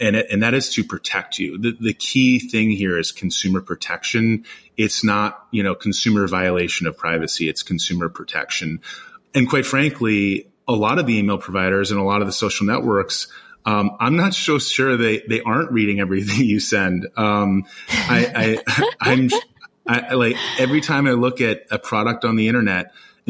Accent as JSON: {"language": "English", "region": "New York", "country": "United States", "said": "Being a New Yorker and living in New York"}